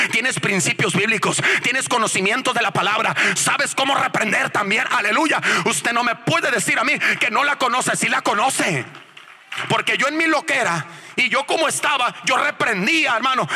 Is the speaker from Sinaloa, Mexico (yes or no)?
yes; Culiacán, Sinaloa, Mexico; moved away as an adult; also born or lived in La Paz; somos de Culiacán los dos